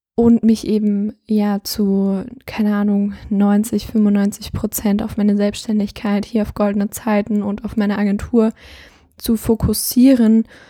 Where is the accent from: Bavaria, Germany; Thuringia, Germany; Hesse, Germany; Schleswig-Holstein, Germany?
Thuringia, Germany; ich komme aus Thüringen